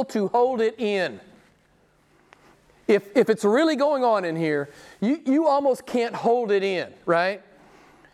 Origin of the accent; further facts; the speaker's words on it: the Bible Belt, United States; now in Italy; where I grew up in the Bible Belt.